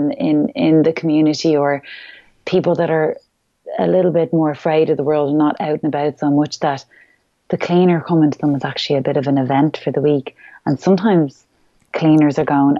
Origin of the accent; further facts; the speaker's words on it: Ireland; who we really are as Irish people